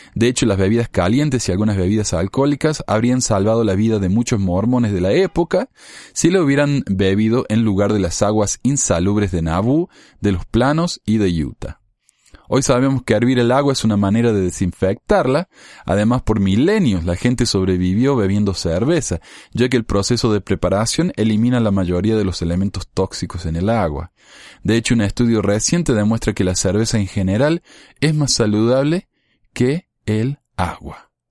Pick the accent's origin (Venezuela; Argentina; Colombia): Argentina; Como argentino